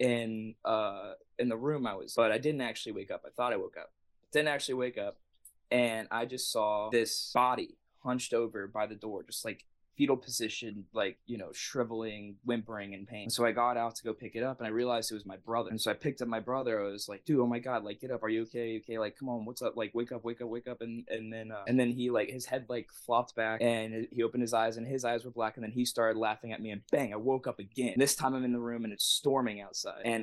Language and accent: English; Jacksonville, Florida, United States; I grew up over in Jacksonville